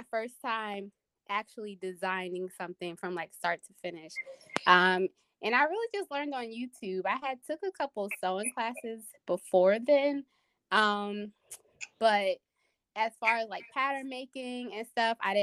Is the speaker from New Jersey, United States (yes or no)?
yes; New Jersey, United States; I am from New Jersey. So, I'm a Jersey girl. Grew up in the suburbs.